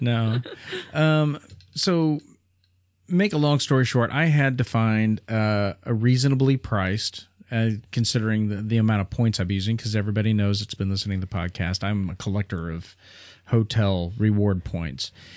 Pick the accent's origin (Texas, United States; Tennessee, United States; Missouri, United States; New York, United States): Missouri, United States; Springfield; we're from Springfield, Missouri